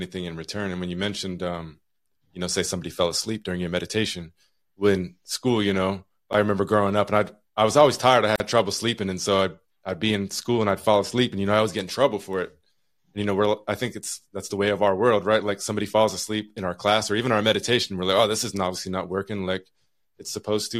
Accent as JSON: {"language": "English", "region": "Utah", "country": "United States", "tie": "born or raised there", "moved": "yes", "lives_now": "Juneau, United States", "said": "I'm from Utah"}